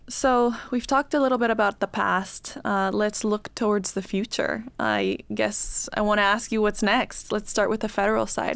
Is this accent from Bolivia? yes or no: yes; Bolivia; now in United States; in Bolivia, history classes looked a lot different than they did here